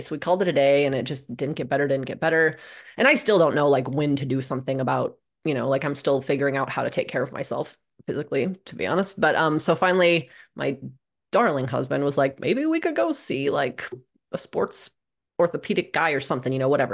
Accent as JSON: {"language": "English", "town": "Omaha", "region": "Nebraska", "country": "United States", "tie": "born or raised there", "said": "I grew up in Omaha, Nebraska"}